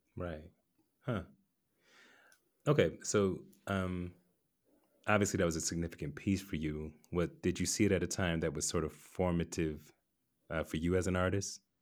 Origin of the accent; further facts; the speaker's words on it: Atlanta, Georgia, United States; I grew up in Atlanta